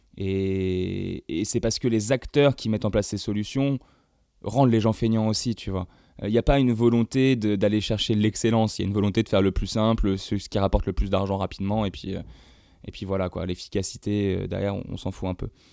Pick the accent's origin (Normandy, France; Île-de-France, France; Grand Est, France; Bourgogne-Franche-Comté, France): Normandy, France; Évreux; moved away; also born or lived in Rouen; je viens d'Evreux. petit village, euh, petite ville euh, du fin fond de la Normandie, euh, ici passe rien, voilà, donc je suis vite parti.